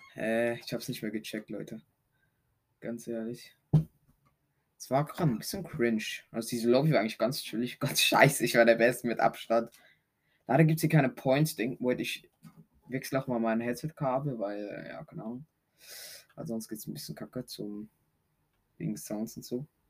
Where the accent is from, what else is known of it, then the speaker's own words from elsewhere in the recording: Switzerland; Ich komme aus der Schweiz.